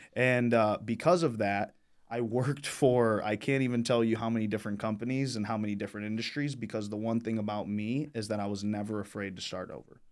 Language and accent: English; Michigan, United States; I grew up here in Michigan, born and raised